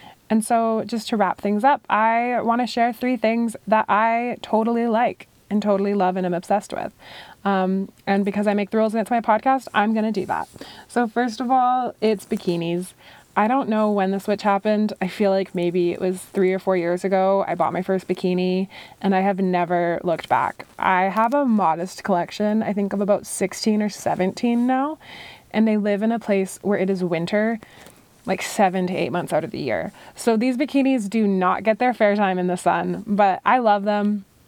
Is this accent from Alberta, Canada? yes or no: no; British Columbia, Canada; And then growing up on Vancouver Island, I had some friends who had a property on the most beautiful lake I have ever laid eyes on.